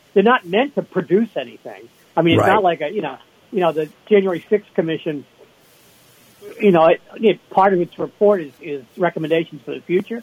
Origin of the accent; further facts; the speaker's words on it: Massachusetts, United States; I'm from Massachusetts